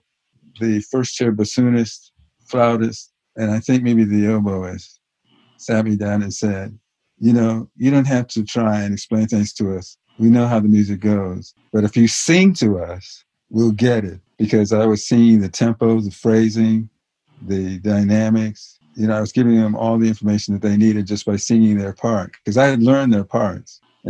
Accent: Los Angeles, California, United States; when I was a kid growing up in Los Angeles

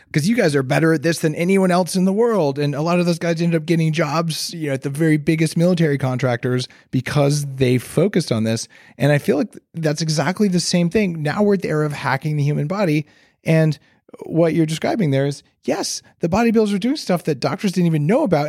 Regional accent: New Mexico, United States; moved away; also born or lived in Silicon Valley; I grew up in New Mexico

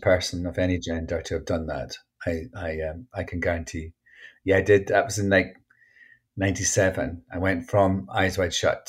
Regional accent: Scotland, United Kingdom; And I was like, I know, I'm Scottish.

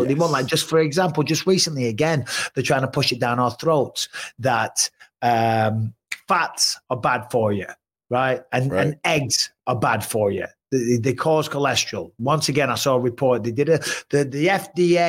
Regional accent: England, United Kingdom; now in United States; being English

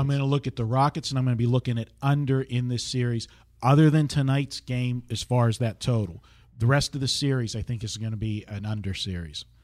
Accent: Pittsburgh, Pennsylvania, United States; now in Las Vegas, United States; my hometown team, the Pittsburgh Pirates

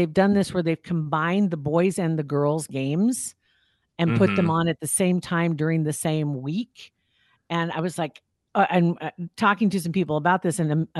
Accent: Ashland, Nebraska, United States; Ashland. Nebraska.

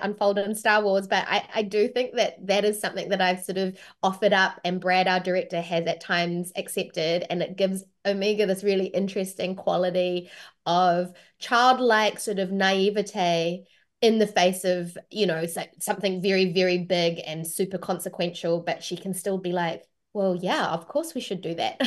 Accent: New Zealand; accent: New Zealand; my own natural accent, which is a New Zealand accent

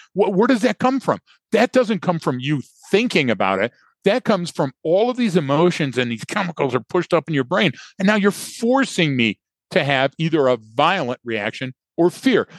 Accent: right outside of Dearborn, Michigan, United States; I grew up right outside of Dearborn

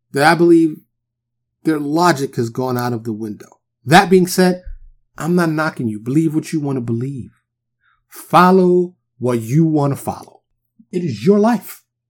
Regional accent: New York City, New York, United States; I growing up in New York. Even though I grew up in the hood, in Harlem, in the Bronx

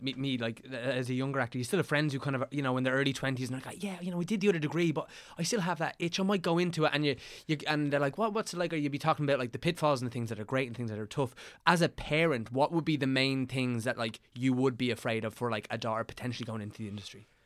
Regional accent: County Meath, Leinster, Ireland; I'm from Des Moines, County Meath

